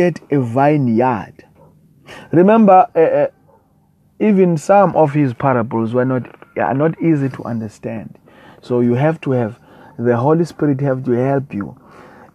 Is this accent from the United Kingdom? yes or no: no; South Africa; I come all the way from South Africa